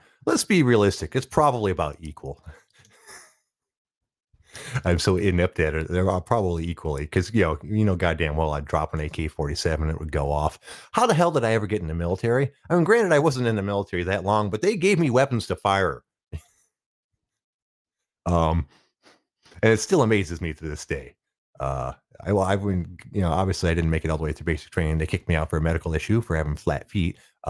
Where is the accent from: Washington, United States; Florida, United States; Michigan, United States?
Michigan, United States; Detroit; And since I was from Detroit and the place I was taking basic training was in Oklahoma.